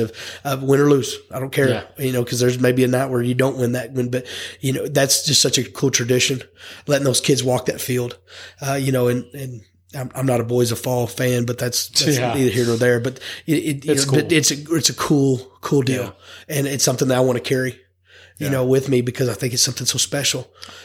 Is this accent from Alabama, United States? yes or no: no; Pampa, Texas, United States; also born or lived in Jacksboro, Texas; I grew up in Pampa, Texas